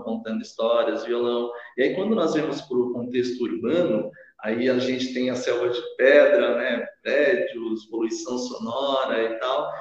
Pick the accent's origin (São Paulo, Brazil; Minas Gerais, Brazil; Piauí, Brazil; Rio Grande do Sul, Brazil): São Paulo, Brazil; Sorocaba; also born or lived in Curitiba; Eu sou residente daqui desde os meus seis anos de idade